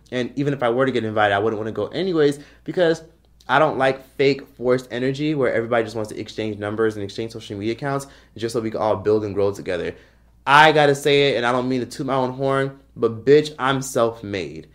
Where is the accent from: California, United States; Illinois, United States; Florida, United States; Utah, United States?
Florida, United States; Miami; moved away as an adult; now in Los Angeles, United States; I'm from Miami, Florida, grew up in Miami